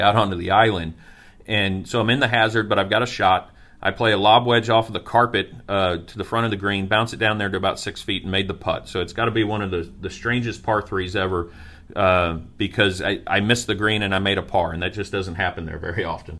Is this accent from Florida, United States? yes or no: yes; Niceville, Florida, United States; my hometown of Niceville